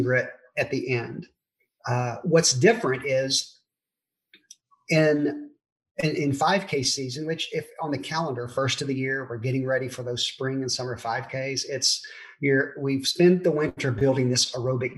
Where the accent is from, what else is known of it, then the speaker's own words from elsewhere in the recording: Memphis, Tennessee, United States; moved away as an adult; also born or lived in Germantown, Tennessee / Texas / St. Louis; now in Dallas, United States; I was born and raised in Memphis